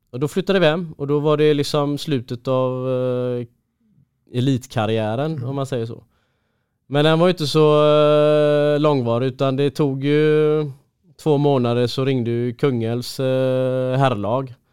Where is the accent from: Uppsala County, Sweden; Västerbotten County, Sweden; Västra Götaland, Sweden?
Västra Götaland, Sweden; Gothenburg; Ja men hemma i Göteborg